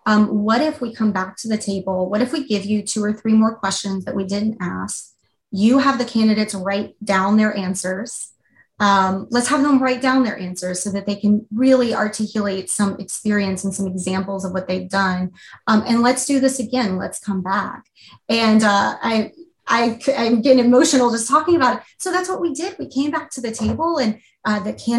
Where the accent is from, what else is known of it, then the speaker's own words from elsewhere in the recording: Louisiana, United States; now in Seattle, United States; I'm originally from a different part of the country. I grew up in Louisiana and, you know, moved out to the West Coast and fell in love with it.